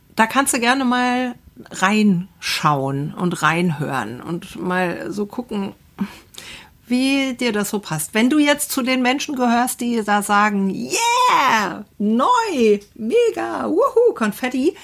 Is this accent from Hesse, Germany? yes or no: yes; Assenheim, Hesse, Germany; Wir hatten ja bei uns in Assenheim so, ein, so eine kleine Fläche in the middle of nowhere